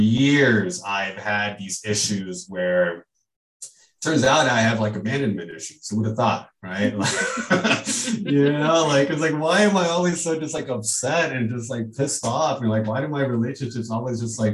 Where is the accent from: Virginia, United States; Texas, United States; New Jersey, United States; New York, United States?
Texas, United States; Houston; also born or lived in California; now in Chicago, United States; we moved from California when I was about 7 or 8 to Houston. And I grew up in Houston